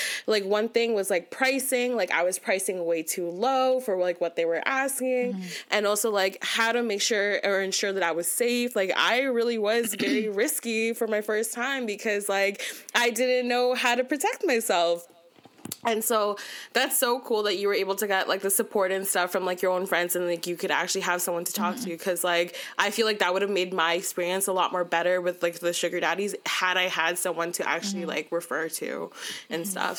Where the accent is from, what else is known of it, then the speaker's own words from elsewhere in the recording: Philippines; I feel like being Filipino and that whole, like, sex work industry, like, it just does not mesh.